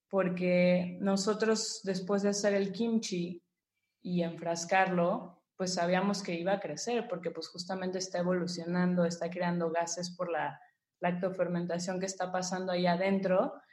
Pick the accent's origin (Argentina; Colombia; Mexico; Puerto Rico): Mexico; como, como mexicano y como conocemos sabores aquí